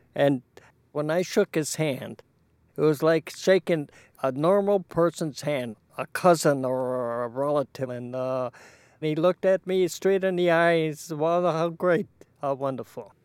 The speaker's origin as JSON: {"language": "English", "town": "Chicago", "region": "Illinois", "country": "United States", "tie": "born or raised there", "said": "I was born in Pullman, and we were the second Mexican family living in Pullman."}